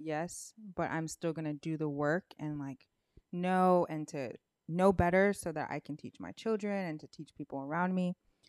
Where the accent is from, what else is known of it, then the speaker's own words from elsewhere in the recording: United States; because I was born here, yes, my parents are from Haiti. I'm Haitian American.